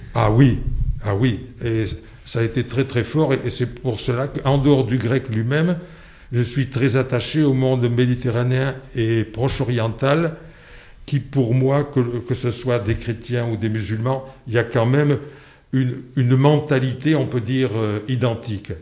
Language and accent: French; Landes, Nouvelle-Aquitaine, France; also born or lived in Lourdes; j'ai vécu dans les Landes, si bien que je peux dire que mon milieu géographique d'enfance, ce sont les Landes.